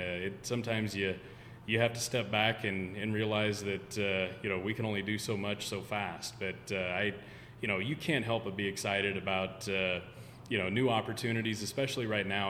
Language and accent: English; Nebraska, United States; growing up in Nebraska